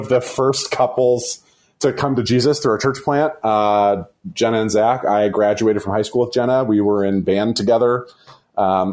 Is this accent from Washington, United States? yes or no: no; Warren, Ohio, United States; I'm a pastor in Northeast Ohio, actually in my hometown, Warren, Ohio.